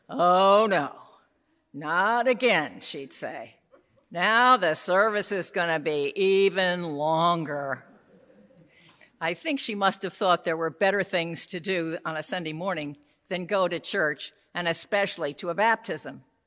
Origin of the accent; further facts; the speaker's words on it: New York City, New York, United States; I grew up in New York City